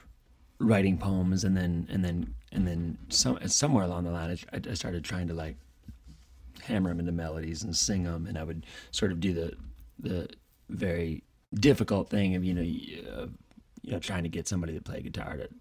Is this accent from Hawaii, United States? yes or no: no; Toledo, Ohio, United States; moved away; also born or lived in Chicago; I grew up in Toledo, Ohio.